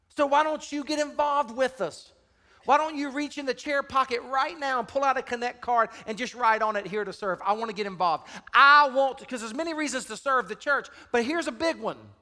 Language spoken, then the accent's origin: English; Deep South, United States; I grew up in the Deep South